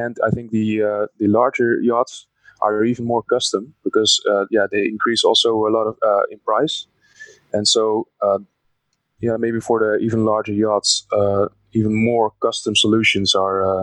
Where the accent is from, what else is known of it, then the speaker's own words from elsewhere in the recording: Netherlands; I was born in the Netherlands, and my family is also from here, partly from Belgium, though. I'm part Belgian, part Dutch